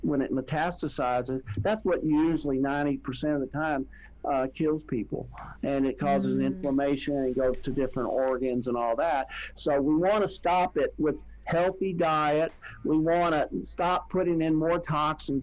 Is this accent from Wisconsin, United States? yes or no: no; Texas, United States; I was from Texas